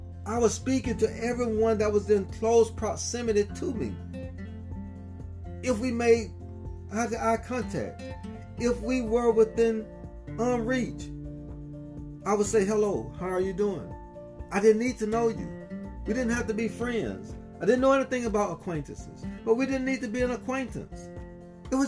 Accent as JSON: {"language": "English", "region": "Southern United States", "country": "United States", "tie": "born or raised there", "moved": "yes", "said": "So 27 years later, I made the decision to return back to my hometown"}